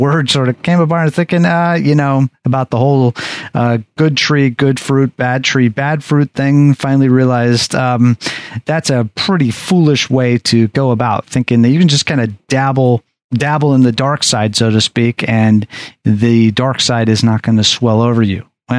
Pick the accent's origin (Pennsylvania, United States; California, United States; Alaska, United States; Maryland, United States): Alaska, United States; Anchorage; So I would say that Alaska and Anchorage would be my hometown, because that is where I was really formed together.